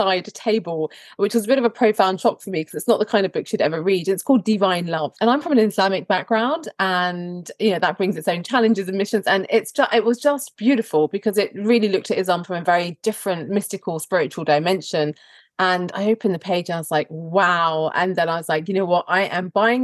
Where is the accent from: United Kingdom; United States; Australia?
United Kingdom; Croydon, London; you're born and raised in Croydon and you go to state school